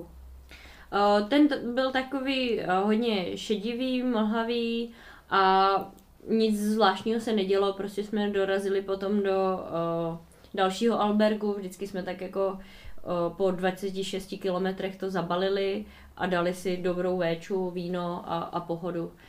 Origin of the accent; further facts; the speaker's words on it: Czechia; od nás z republiky